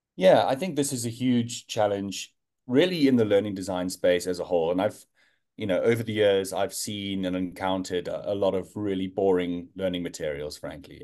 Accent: Johannesburg, Gauteng, South Africa; moved away as an adult; now in London, United Kingdom; I am, uh, South African born and bred, uh, Joburg boy

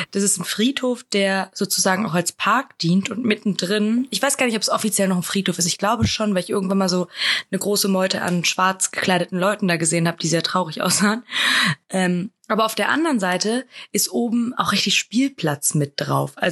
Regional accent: Spain; Na, ich, ich bin doch Spanierin.

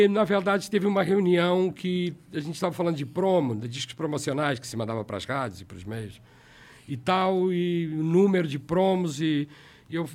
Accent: Portugal; Ah, eu saí da Warner porque me convidaram para voltar para Portugal para a EMI.

